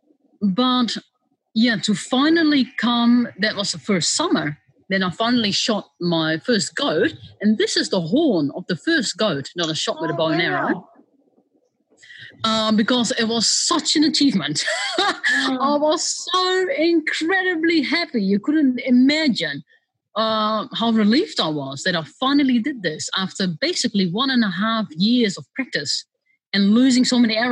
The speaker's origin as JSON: {"language": "English", "country": "Netherlands", "tie": "born or raised there", "moved": "as an adult", "lives_now": "New Zealand", "said": "I grew up in Holland"}